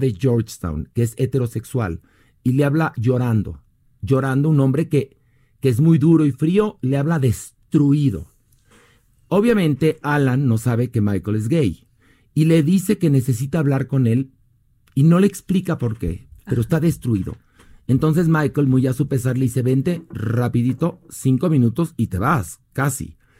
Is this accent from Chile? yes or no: no; Mexico; todos somos mexicanos